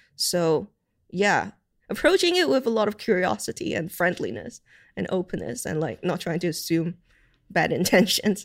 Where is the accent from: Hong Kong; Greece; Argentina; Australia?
Hong Kong; now in United Kingdom; growing up in Hong Kong